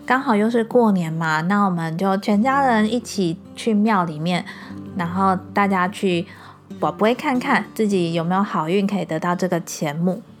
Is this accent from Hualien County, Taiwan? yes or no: no; Xiushui, Changhua County, Taiwan; now in Kaohsiung, Taiwan; 因为我爸妈他们会回老家，我们老家在秀水